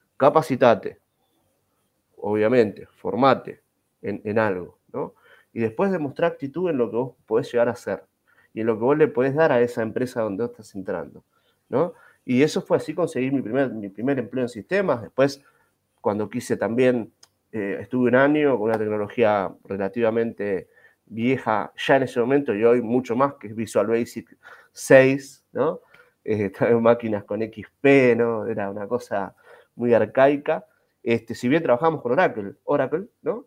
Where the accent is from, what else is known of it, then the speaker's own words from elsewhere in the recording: Ezeiza, Buenos Aires Province, Argentina; Yo soy de Seiza, provincia de Buenos Aires